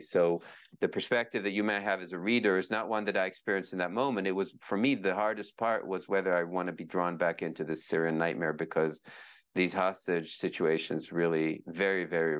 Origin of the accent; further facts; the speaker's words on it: Israel; born there; also born or lived in Kenya; I was born in Israel. I had a lot. I then lived in Kenya as a little boy. My dad was a diplomat, and then back in the Middle East